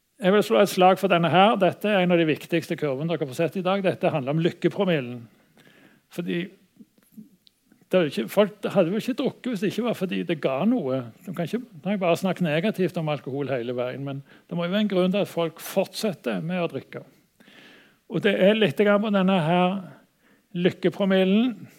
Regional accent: Stavanger, Rogaland, Norway; har jeg vanka litt i, i, oppveksten i Stavanger

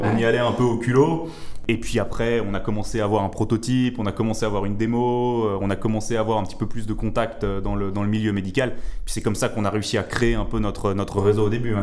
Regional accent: Switzerland; chez nous en Suisse

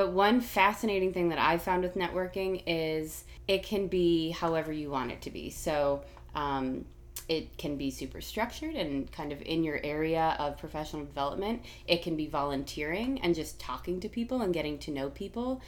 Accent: Boston, Massachusetts, United States; moved away as an adult; now in Jacksonville, United States; I am originally from the Boston area, and then I moved to Jacksonville to attend UNF years ago

